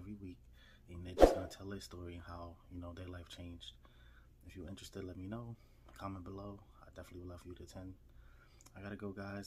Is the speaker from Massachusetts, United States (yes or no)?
no; New York City, New York, United States; I'm from New York City